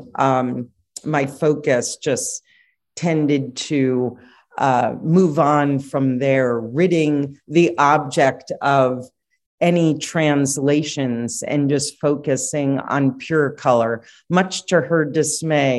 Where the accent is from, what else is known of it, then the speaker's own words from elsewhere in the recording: New York City, New York, United States; now in California, United States; born and raised in New York City and grew up in Manhattan